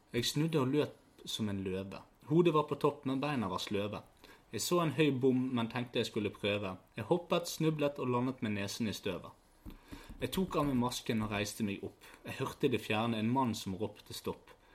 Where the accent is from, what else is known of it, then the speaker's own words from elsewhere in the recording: Bergen, Vestland, Norway; vi er fra Fyllingsdalen.